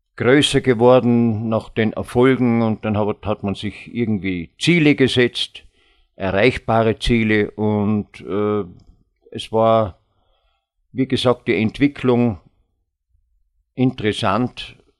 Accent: Vorarlberg, Austria; ich als Vorarlberger

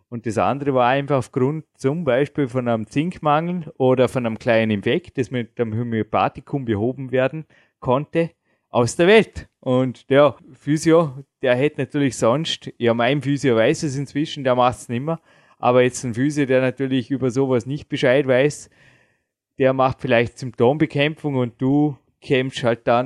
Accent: Dornbirn, Vorarlberg, Austria; die Birne. So buchstabiert sie nicht, aber so erklärt man meine Heimatstadt und so googelt man nach

